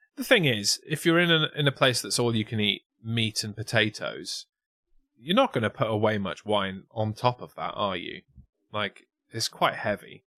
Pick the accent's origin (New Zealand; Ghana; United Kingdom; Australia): United Kingdom; England; to us as English